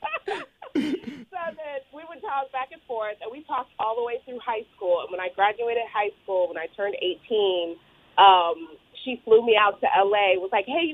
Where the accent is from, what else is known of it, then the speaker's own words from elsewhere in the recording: Orange County, Southern California, United States; I grew up in Southern California, but I lived in Orange County